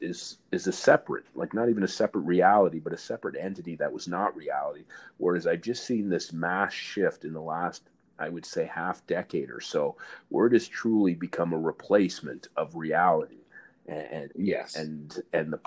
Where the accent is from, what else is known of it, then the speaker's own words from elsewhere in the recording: Ottawa, Ontario, Canada; as a kid growing up in Ottawa